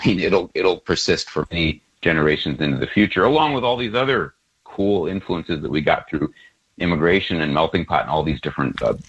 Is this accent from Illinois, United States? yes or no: yes; Chicago, Illinois, United States; In 1980, when I was growing up in Chicago